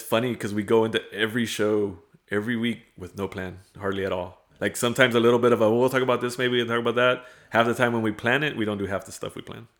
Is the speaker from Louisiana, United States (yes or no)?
no; Premont, Texas, United States; moved away as an adult; also born or lived in Hebbronville, Texas; now in Kingsville, United States; I claim Fremont as my hometown